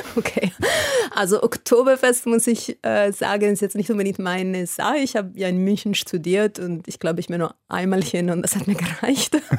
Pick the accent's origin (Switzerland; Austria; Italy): Italy; German is a second language; moved away as an adult; also born or lived in Munich, Germany; als Italienerin nach Deutschland gekommen zu studieren